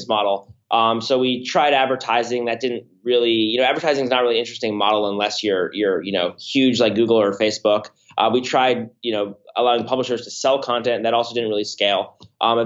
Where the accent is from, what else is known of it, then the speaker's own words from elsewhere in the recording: Palo Alto, California, United States; now in San Francisco, United States; I'm from Palo Alto, but live in San Francisco